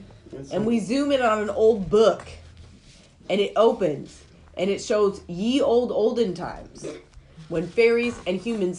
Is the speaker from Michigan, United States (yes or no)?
yes; Michigan, United States; where are you from? And I said, Michigan.